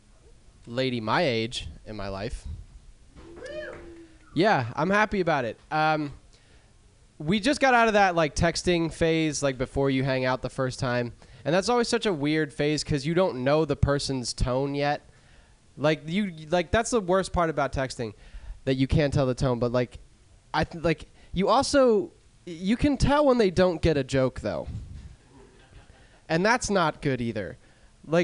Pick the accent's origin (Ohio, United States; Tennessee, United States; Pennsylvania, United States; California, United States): Pennsylvania, United States; I'm from Pennsylvania